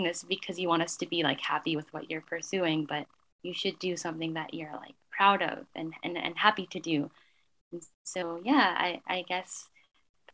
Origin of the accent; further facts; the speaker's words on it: Canada; my parents, like, understanding of global affairs and still being connected to like the Philippines, but still like being Canadian